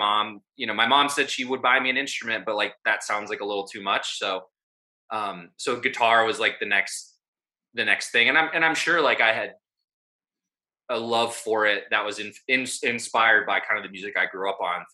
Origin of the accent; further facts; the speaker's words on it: Vermillion, South Dakota, United States; There's a university in my hometown, the University of South Dakota.